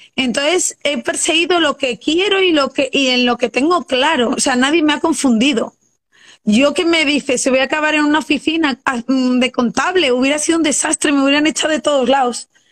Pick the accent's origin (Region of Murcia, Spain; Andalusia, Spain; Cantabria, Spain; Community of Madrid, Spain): Community of Madrid, Spain; Madrid; moved away as an adult; now in Luxembourg